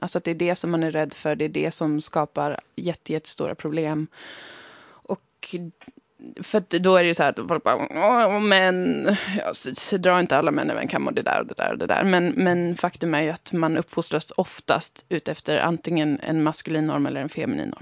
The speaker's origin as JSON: {"language": "Swedish", "town": "Umeå", "region": "Västerbotten County", "country": "Sweden", "tie": "born or raised there", "said": "Umeå, där jag har vuxit upp, ligger ju i Sápmi"}